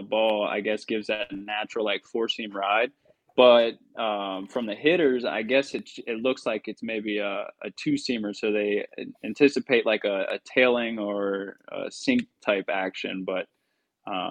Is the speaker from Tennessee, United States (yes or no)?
no; Baltimore, Maryland, United States; moved away; that's my hometown